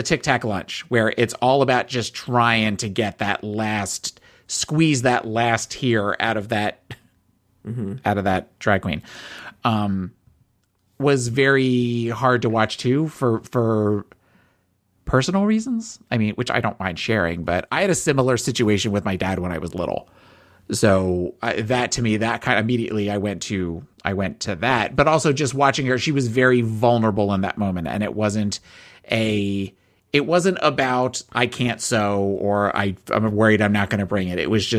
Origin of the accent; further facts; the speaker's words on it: New Jersey, United States; I am from South Jersey. South Jersey, born and raised.